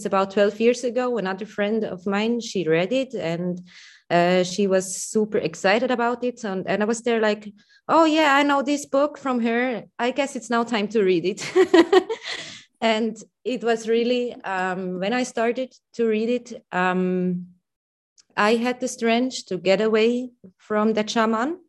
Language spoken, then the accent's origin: English; Switzerland; accent: Swiss; English is a second language; my Swiss accent